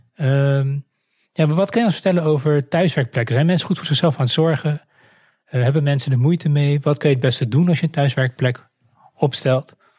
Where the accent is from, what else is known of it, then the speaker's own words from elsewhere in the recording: Netherlands; we er als Nederlanders